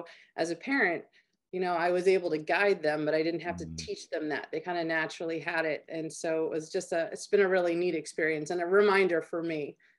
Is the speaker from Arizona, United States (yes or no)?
no; Maryland, United States; You know, I grew up in Maryland.